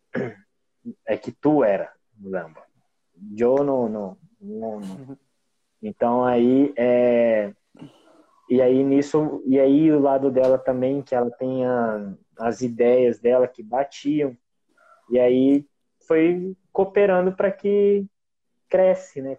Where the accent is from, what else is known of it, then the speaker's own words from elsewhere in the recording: Umuarama, Paraná, Brazil; eu sou de Umuarama, é no estado do Paraná